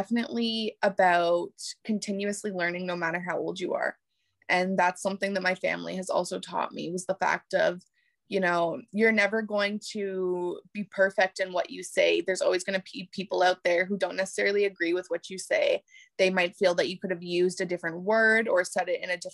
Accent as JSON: {"language": "English", "country": "Canada", "tie": "born or raised there", "said": "growing up in Canada"}